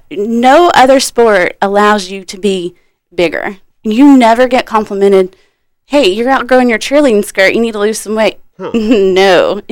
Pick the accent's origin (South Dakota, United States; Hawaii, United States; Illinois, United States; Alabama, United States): Alabama, United States; moved away; also born or lived in Miami; I'm new here. I haven't lived here very long. And we had moved up from Miami. We're from Alabama.